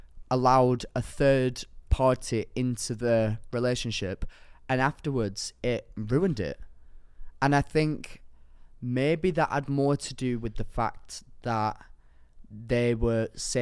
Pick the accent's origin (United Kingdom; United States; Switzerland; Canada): United Kingdom; the north of England; accent: Northern; I don't like how you tried to do my accent then and it was actually very offensive. Didn't enjoy that. Northern community, I think cancelled.